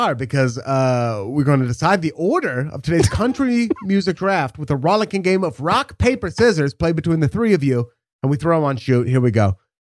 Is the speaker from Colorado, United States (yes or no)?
no; Portland, Oregon, United States; I'm from Portland